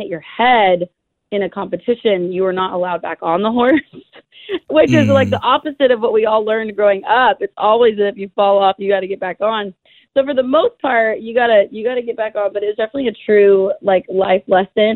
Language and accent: English; an hour north of Seattle, Washington, United States; moved away as an adult; now in Nashville, United States; I'm from like an hour north of like Seattle